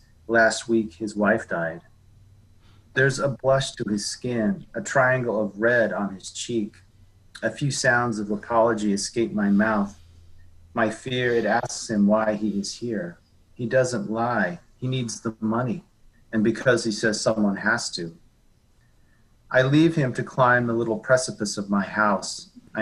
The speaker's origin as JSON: {"language": "English", "town": "Park City", "region": "Utah", "country": "United States", "also_born_or_lived": "Salt Lake City, Utah / Florida", "moved": "yes", "lives_now": "Chicago, United States", "said": "I'm originally from Park City, Utah"}